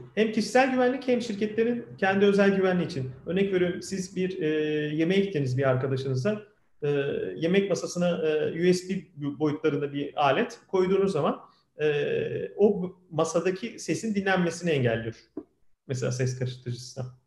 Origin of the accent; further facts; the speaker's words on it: Kocaeli, Turkey; ben 1978 yılında Kocaeli'de doğdum.